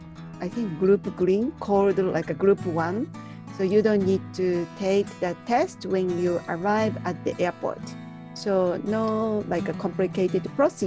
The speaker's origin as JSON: {"language": "English", "country": "Japan", "said": "from Japan."}